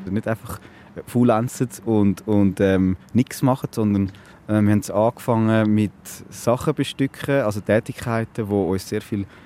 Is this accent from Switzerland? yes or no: yes; Switzerland; Mit Sparkapitalien, alles, was man als Schweizer so hat.